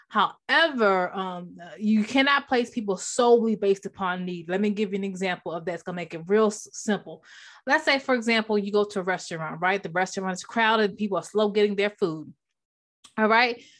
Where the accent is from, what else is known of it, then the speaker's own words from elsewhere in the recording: Maryland, United States; moved away; I'm originally from Maryland